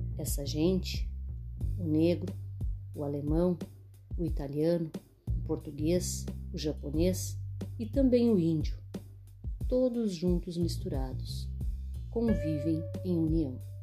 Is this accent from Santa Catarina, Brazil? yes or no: no; Canguçu, Rio Grande do Sul, Brazil; lugar onde nasci, cresci e vivo até hoje, minha querida cidade de Canguçu